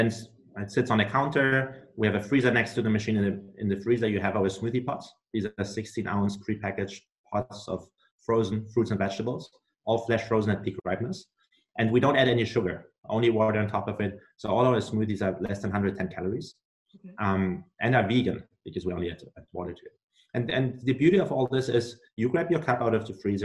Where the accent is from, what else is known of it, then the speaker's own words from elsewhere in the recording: Germany; moved away as an adult; now in United States; I'm originally from Germany. I came to the US 3 years ago to do my MBA